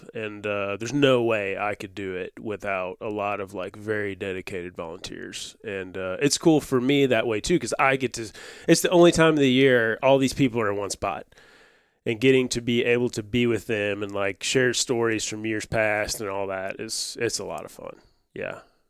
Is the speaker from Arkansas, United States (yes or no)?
yes; West Memphis, Arkansas, United States; I'm from West Memphis.